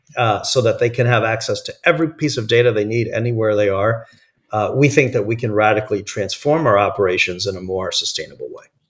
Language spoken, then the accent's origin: English; New York area, United States; moved away as an adult; now in California, United States; I grew up in the New York area